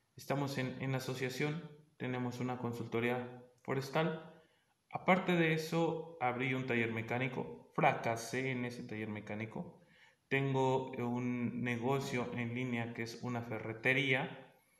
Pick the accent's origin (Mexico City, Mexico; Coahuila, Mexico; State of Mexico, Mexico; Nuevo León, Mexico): State of Mexico, Mexico; yo soy del Estado de México